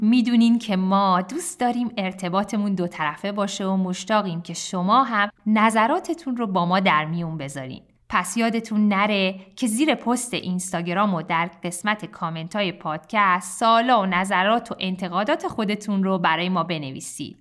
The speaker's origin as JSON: {"language": "Persian", "town": "Shiraz", "region": "Fars", "country": "Iran", "said": "خود من که شیرازیم"}